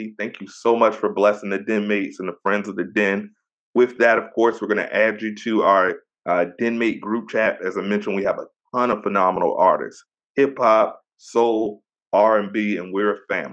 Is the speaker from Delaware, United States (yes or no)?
no; Virginia, United States; I'm born and raised in VA.